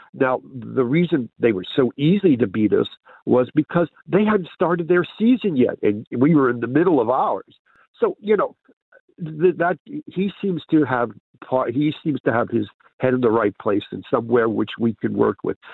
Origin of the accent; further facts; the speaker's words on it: New York City, New York, United States; now in Carluke, United Kingdom; I'm originally from New York